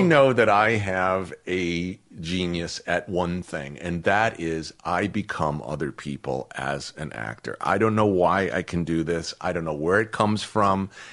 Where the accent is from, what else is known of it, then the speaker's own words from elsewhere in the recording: Boston, Massachusetts, United States; moved away; I had been an outsider in my hometown of Irish Catholic kids